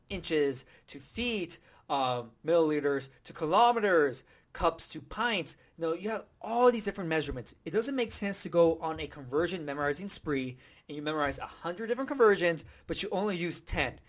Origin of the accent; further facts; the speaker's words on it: United States; I'm from America